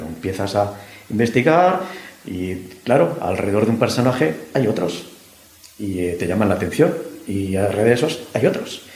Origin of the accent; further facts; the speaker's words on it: Madrid, Community of Madrid, Spain; yo soy madrileño de pro